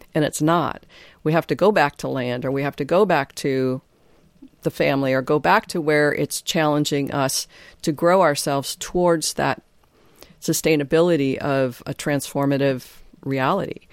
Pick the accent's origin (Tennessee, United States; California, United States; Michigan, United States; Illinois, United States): Michigan, United States; Detroit; moved away as an adult; also born or lived in Nova Scotia; now in San Juan Islands, United States; I grew up in Detroit, family of nine alcoholic parents